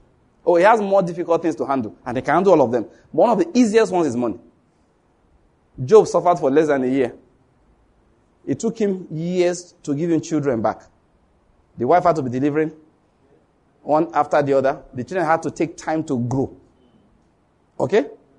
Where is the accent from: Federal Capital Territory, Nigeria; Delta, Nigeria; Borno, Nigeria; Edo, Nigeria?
Borno, Nigeria; Say, do you know where I'm from? Say, I'm from Borno State. I survived Boko Haram.